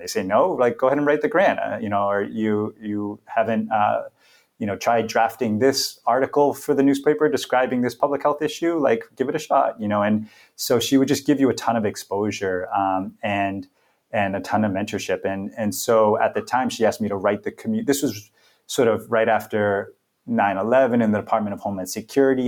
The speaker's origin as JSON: {"language": "English", "town": "Boston", "region": "Massachusetts", "country": "United States", "tie": "born or raised there", "also_born_or_lived": "London", "moved": "as an adult", "lives_now": "Seattle, United States", "said": "I was originally born and raised in Boston. Grew up in a number of different neighborhoods there throughout the city."}